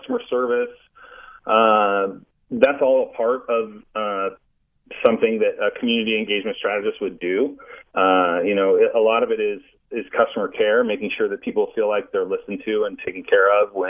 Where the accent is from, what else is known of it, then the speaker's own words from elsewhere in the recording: Kansas City, Kansas, United States; That's my hometown